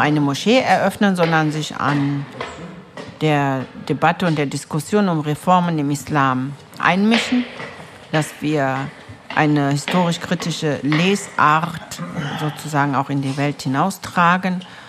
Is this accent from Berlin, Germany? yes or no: yes; Berlin, Germany; also born or lived in Istanbul, Turkey; bin mit sechs Jahren nach Berlin, Wedding, umgezogen. Meine Eltern sind als Gastarbeiter hergekommen und haben uns nachgeholt, uns Kinder. Und ich bin hier in der Liebenwalder Straße groß geworden.